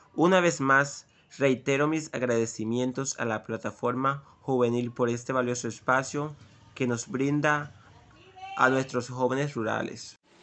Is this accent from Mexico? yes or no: no; Sincé, Sucre, Colombia; soy oriundo del corregimiento de Granada